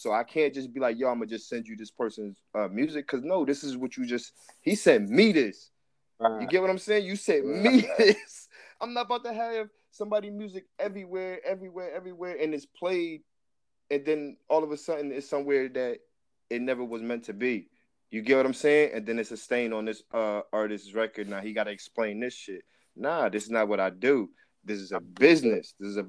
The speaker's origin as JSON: {"language": "English", "region": "New Jersey", "country": "United States", "lives_now": "California, United States", "said": "And like I said, I'm from New Jersey, but I live in California."}